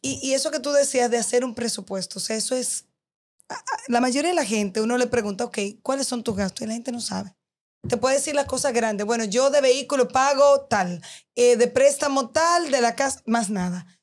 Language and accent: Spanish; Dominican Republic; soy dominicana, vivo aquí